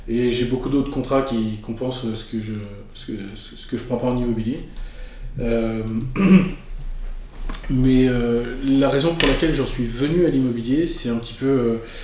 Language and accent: French; Paris, Île-de-France, France; moved away as an adult; also born or lived in Marseille; now in Montreal, Canada; je suis de, je suis de la France. Je suis né à Marseille, dans le sud de la France. Euh, J'étais élevé à Paris et je suis arrivé au Québec en 2008